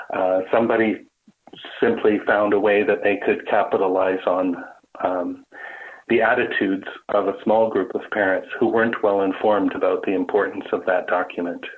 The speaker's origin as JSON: {"language": "English", "town": "Brampton", "region": "Ontario", "country": "Canada", "tie": "born or raised there", "moved": "as an adult", "lives_now": "Peterborough, Canada", "said": "before coming to the Peterborough area, I grew up in Brampton"}